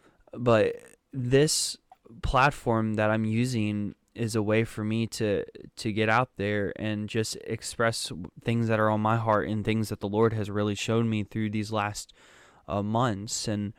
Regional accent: Germany; born there; So, a little bit of history about me. I was born in Germany, but there were some complications with that.

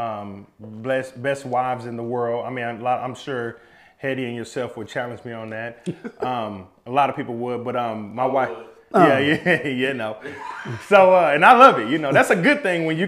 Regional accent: Midwest City, Oklahoma, United States; also born or lived in Spencer, Oklahoma; I'm from the East Side, Midwest City, and Spencer. I claim all three.

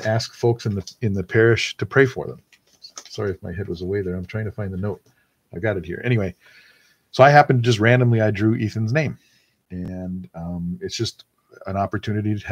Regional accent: Wisconsin, United States; moved away; also born or lived in California; I grew up in Wisconsin, Packers fan

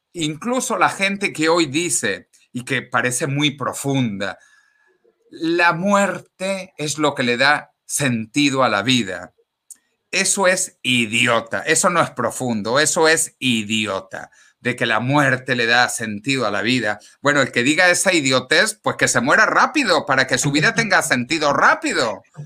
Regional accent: Venezuela; moved away as an adult; also born or lived in Ecuador; now in Spain; los que hemos nacido en Venezuela como yo con pasaporte venezolano

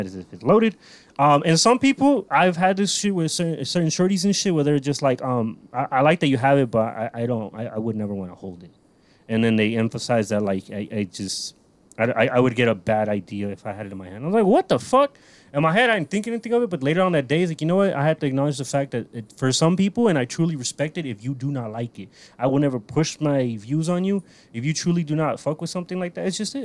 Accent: United States; I'm fucking American

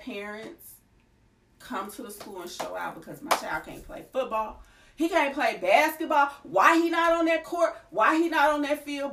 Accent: Kentucky, United States; also born or lived in Nashville area, Tennessee; now in Nashville, United States; I am originally from Kentucky, grew up around in this area

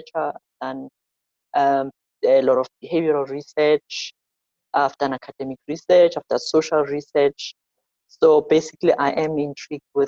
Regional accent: Soweto, Gauteng, South Africa; I'm born and bred in South Africa. I'm born in a township called Soweto.

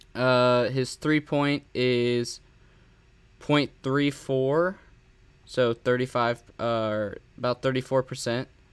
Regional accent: San Antonio, Texas, United States; I live in San Antonio. I'm from San Antonio

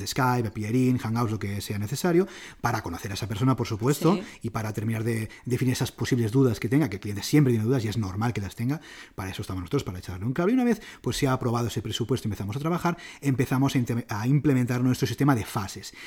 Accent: Barcelona, Catalonia, Spain; soy de Barcelona, a mí me encanta Barcelona

